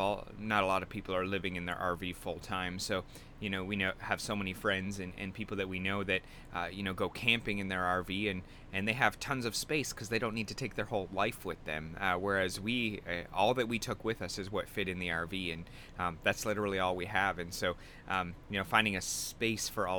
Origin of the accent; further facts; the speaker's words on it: Canada; now in Orlando, United States; I'm Canadian